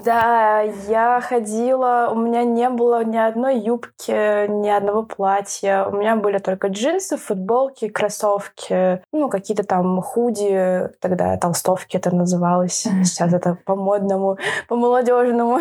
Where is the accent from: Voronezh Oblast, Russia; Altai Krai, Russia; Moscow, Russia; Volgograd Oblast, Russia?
Moscow, Russia; я из Москвы